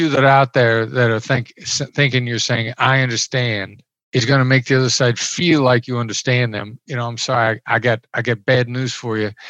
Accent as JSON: {"language": "English", "region": "Iowa", "country": "United States", "tie": "born or raised there", "said": "I grew up in Iowa. I'm a small town Iowa boy. I know I know the accent doesn't sound like it, but I grew up in small Midwestern town."}